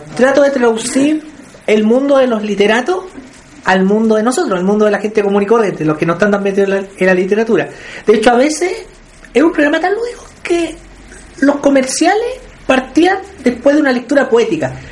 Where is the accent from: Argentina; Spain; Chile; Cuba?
Chile; Penco, Biobío; yo soy de Benco.